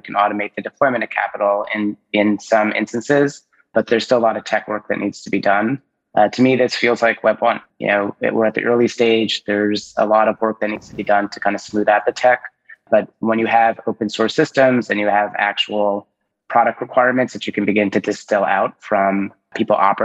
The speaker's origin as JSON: {"language": "English", "region": "New Jersey", "country": "United States", "said": "I'm from New Jersey too"}